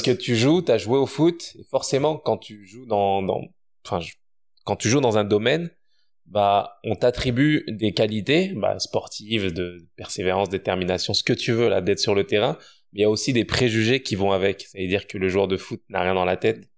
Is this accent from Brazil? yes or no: no; France; moved away as an adult; now in Quebec, Canada; je suis né en France, j'ai grandi en France